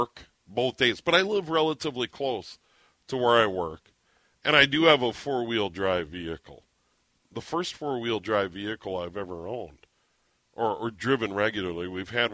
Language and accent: English; St. Paul, Minnesota, United States; also born or lived in Montevideo, Minnesota / Sioux Falls, South Dakota; I was born in St. Paul once upon a time, so I know all about it, familiar with it. I'm a local